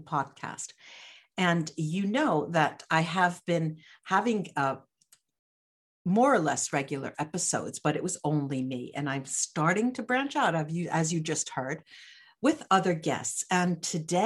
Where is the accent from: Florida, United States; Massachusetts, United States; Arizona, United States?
Massachusetts, United States; moved away as an adult; also born or lived in Boston area; now in Tacoma, United States; I was raised in Massachusetts in a white conservative town